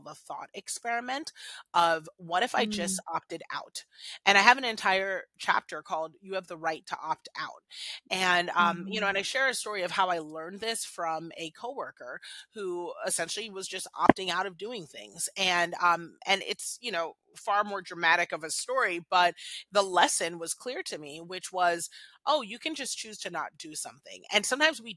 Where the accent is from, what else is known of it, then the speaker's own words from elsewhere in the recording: Washington, District of Columbia, United States; I was born here in the States. I'm, you know, an American girl. I was born in DC